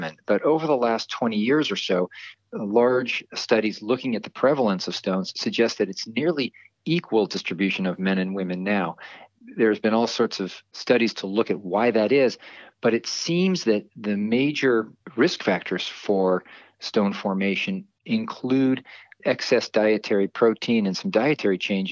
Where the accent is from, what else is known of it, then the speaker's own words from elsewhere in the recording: Marin County, California, United States; also born or lived in East Coast; I grew up here in Marin County